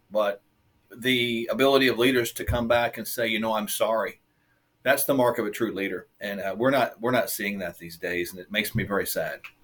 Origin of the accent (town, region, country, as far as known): United States